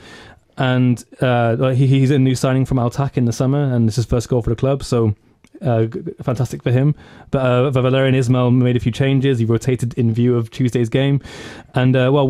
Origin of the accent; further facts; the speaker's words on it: England, United Kingdom; us being English